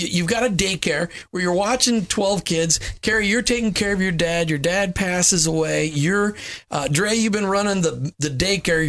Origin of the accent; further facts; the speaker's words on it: Minnesota, United States; I grew up in Minnesota